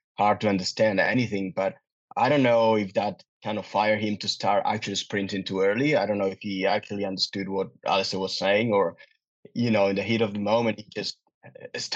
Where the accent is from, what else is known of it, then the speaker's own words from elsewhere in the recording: Pontevedra, Galicia, Spain; Pontevedra, which is my hometown